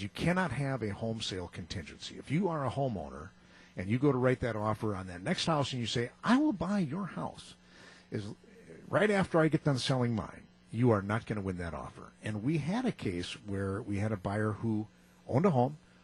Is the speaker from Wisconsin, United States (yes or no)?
yes; Muskego, Wisconsin, United States; now in Hartland, United States; Muskego, my hometown